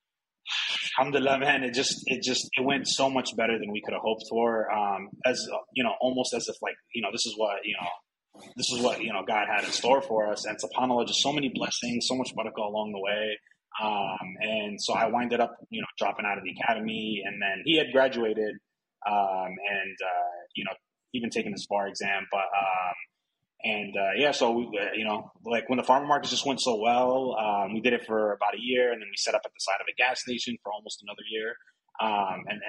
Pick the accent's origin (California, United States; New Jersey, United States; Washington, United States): New Jersey, United States; Paterson; also born or lived in Prospect Park, New Jersey; now in San Diego, United States; I was born and raised in Jersey. I was born in Patterson. Grew up between like Patterson and Prospect Park